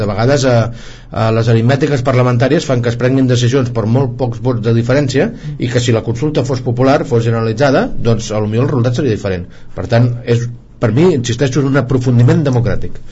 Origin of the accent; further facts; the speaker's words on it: Catalonia, Spain; volem opinar com a, com a catalans i catalanes